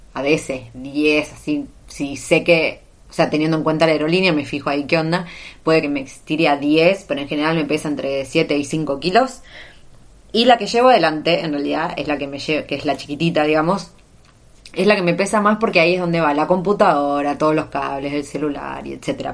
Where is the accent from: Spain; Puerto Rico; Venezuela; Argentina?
Argentina; moved away as an adult; la primera vez que salí de Argentina, ya por 2012.